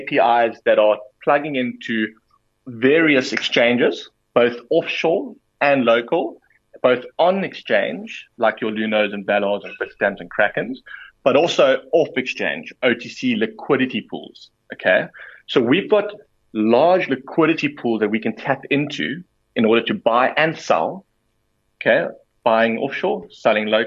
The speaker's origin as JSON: {"language": "English", "country": "South Africa", "said": "as a South African individual"}